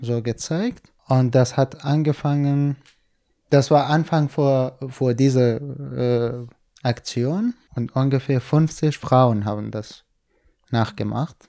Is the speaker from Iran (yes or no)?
yes; Kurdistan, Iran; German is a second language; moved away as an adult; also born or lived in Hamedan, Iran; now in Berlin, Germany; Ich bin in Kurdistan geboren und aufgewachsen.